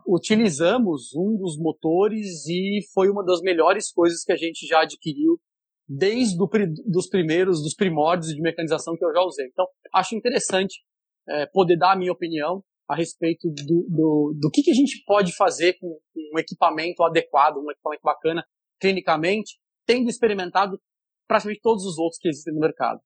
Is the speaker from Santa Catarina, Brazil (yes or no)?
no; São Paulo, Brazil; moved away as an adult; now in Fortaleza, Brazil; Sou paulista, mas professor aqui no Ceará, em Fortaleza, já há quase 19 anos